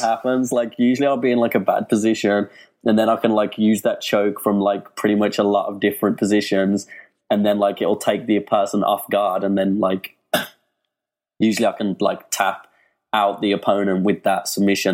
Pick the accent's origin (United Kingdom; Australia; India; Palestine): United Kingdom; Birmingham, West Midlands; England, Birmingham, England